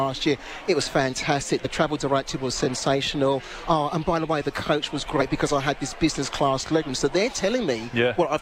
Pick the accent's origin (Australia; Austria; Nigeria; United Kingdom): United Kingdom; England; moved away; being English